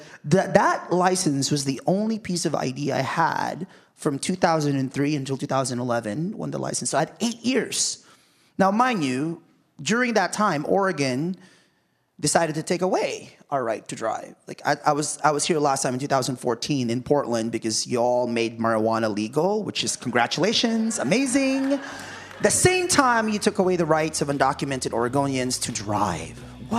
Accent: Philippines

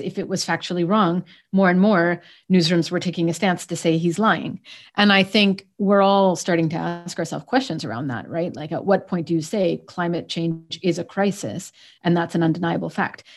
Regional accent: Canada; moved away; I'm Canadian, actually, raised to Egyptian parents. So I was living in Canada.

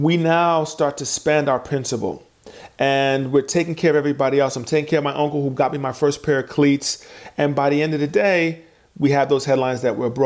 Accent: New York City, New York, United States; have an experience of growing up with immigrant parents, then growing up in New York City

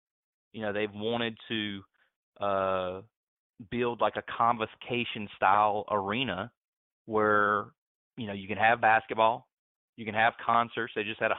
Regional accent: Alamance County, North Carolina, United States; accent: Mebane; as a young fellow growing up in Alamance County

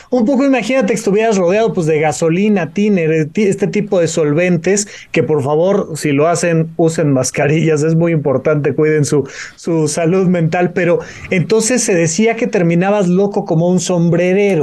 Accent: Mexico; nuestro país, México

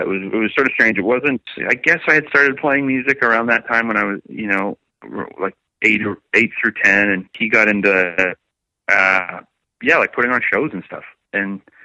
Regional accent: St. Catharines, Ontario, Canada; St. Catharines is where myself and Wade and Steele and Jesse, our original drummer, that's where we were all, all born and raised.

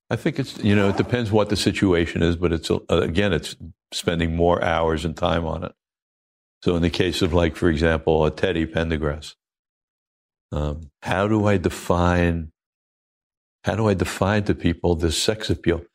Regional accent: Oceanside, New York, United States; moved away; also born or lived in Maui; I'm a kid from Oceanside, Long Island

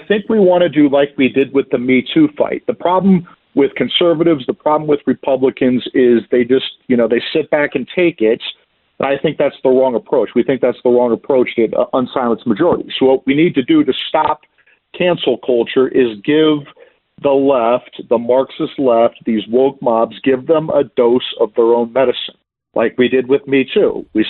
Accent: Iowa, United States; Yeah, that's correct. I'm from Iowa originally, and I worked for Chairman Chuck Grassley last Congress from 2017 to 2019.

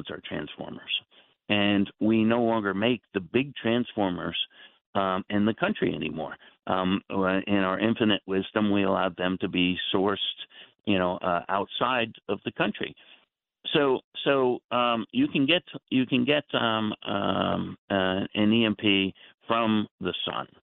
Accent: New Jersey, United States; I grew up in the New Jersey area

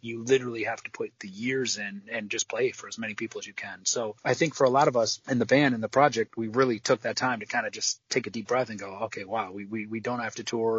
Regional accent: Midwest, United States; I'm from the Midwest

